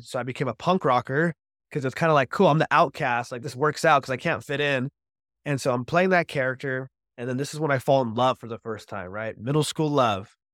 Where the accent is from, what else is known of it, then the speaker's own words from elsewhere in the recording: Orange County, California, United States; I grew up in Orange County, California